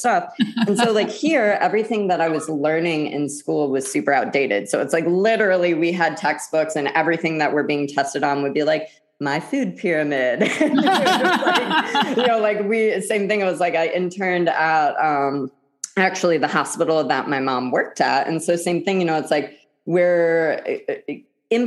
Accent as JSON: {"language": "English", "region": "Midwest", "country": "United States", "said": "I'm from the Midwest"}